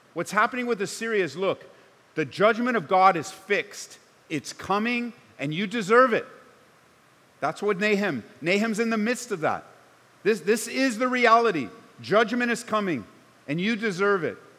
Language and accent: English; Southern California, United States; now in Colorado, United States; I grew up in Southern Cal